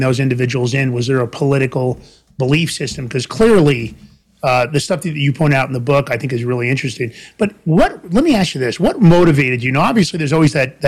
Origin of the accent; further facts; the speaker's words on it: New York City, New York, United States; I grew up in Fordham Road in the Bronx